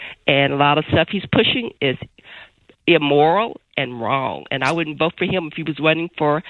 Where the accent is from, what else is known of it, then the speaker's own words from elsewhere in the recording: Western Kentucky, United States; moved away as an adult; now in Louisville, United States; I'm from Western Kentucky, born and raised, but I've been in Louisville for over 45 years.